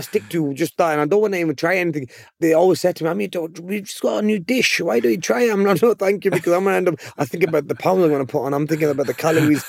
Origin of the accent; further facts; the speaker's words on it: Bolton, North West England, United Kingdom; I'm from Bolton, England.